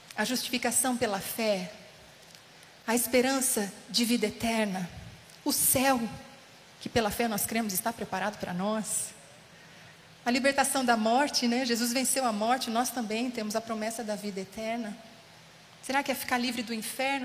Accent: Casa Branca, São Paulo, Brazil; moved away as an adult; also born or lived in Ubatuba / Taubaté; now in São Paulo, Brazil; Eu sou de Casa Branca, interior de São Paulo

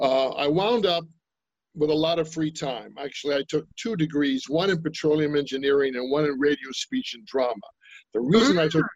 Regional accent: Brooklyn, New York, United States; Well, you know, I came from New York and I'm from Brooklyn. I'm from New York.

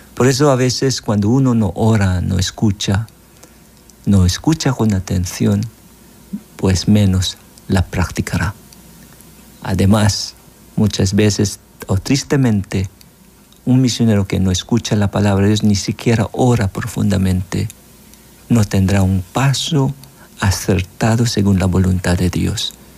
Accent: Philippines; moved away as an adult; now in El Salvador; Yo soy misionero filipino

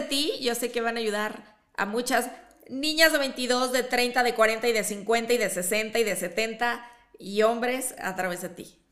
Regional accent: Chihuahua, Mexico; now in Mexico City, Mexico; yo también crecí allá en Chihuahua

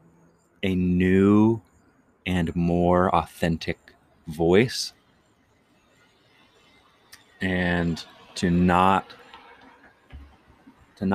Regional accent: Chesapeake, Virginia, United States; moved away; also born or lived in Iowa / Marion, Iowa; I grew up in Virginia, Chesapeake, to be specific.

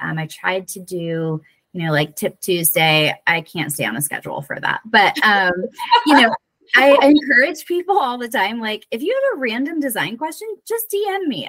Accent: Florida, United States; accent: southern; moved away as an adult; now in Whidbey Island, Washington, United States; from florida like okay yeah. okay so yeah just born and bred

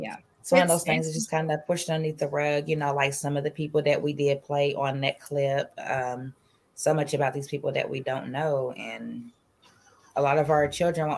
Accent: Kentucky, United States; growing up in Kentucky, we wasn't, I didn't know anything about it until you said something about it a few days ago, and I'm 38 years old.

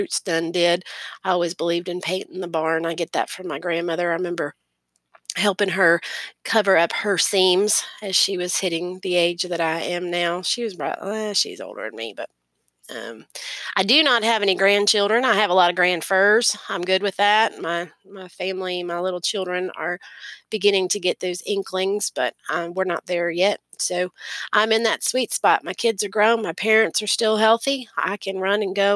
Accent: Florida, United States; accent: Southern; also born or lived in Maryland / North Carolina / Georgia / Tennessee; I've lived here in Florida, which is where I reside now, which is where I was raised

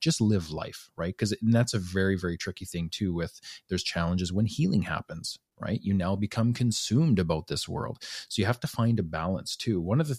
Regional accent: Alberta, Canada; I was born and raised in Northern Alberta. And men just operate differently up there, right?

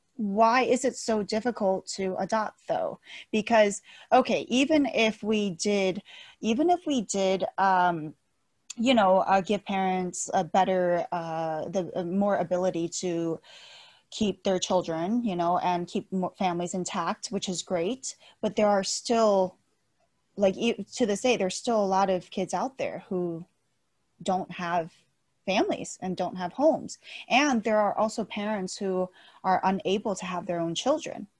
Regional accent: United States; also born or lived in China; I growing up in America

